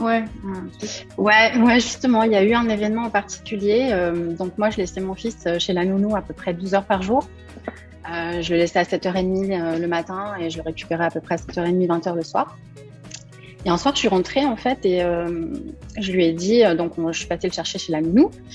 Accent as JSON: {"language": "French", "town": "Cormeilles-en-Parisis", "region": "Île-de-France", "country": "France", "tie": "born or raised there", "said": "je suis née à cormeil en Parisie, en région parisienne, le 4 janvier 1977"}